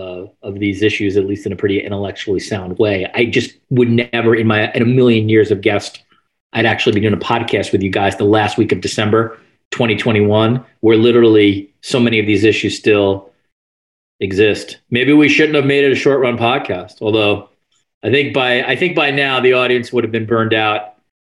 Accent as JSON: {"language": "English", "town": "New York City", "region": "New York", "country": "United States", "tie": "born or raised there", "moved": "as an adult", "lives_now": "Canada", "said": "We're in the States, which where obviously I grew up, and growing up around New York City, which is in, you know, maybe among the most individualistic places on the planet"}